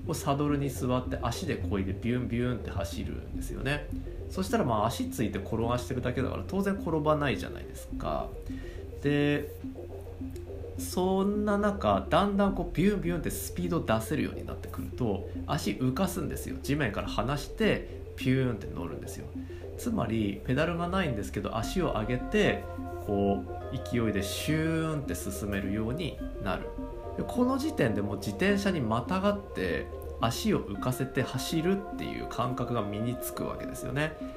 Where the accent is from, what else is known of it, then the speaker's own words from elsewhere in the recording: Akita, Japan; 別に僕秋田県ですけど